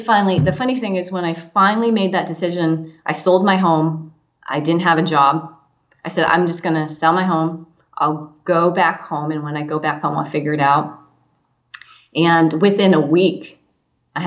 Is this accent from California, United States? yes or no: yes; San Diego County, California, United States; also born or lived in Orange County, California; I grew up in San Diego County